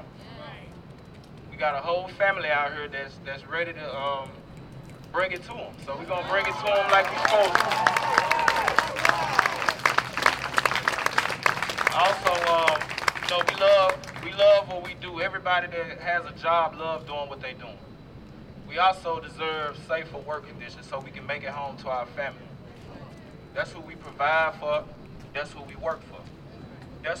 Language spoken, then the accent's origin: English; Memphis, Tennessee, United States; now in New Orleans, United States; I'm from Memphis, Tennessee